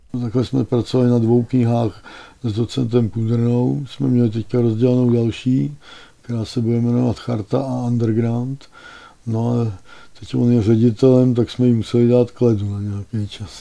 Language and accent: Czech; Teplice, Ústí nad Labem Region, Czechia; also born or lived in Plzeň / Konstantinovy Lázně / České Libchavy; já jsem byl z Teplic